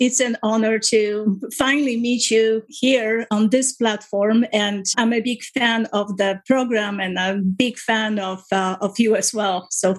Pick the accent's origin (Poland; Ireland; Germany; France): Poland; now in Canada; When I was growing up in Poland, I was very much close to my parents in a very happy household with a 4 years older than I brother.